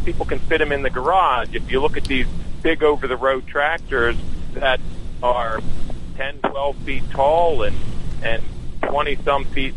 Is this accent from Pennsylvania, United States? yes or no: yes; Boyertown, Pennsylvania, United States; I grew up in Boyertown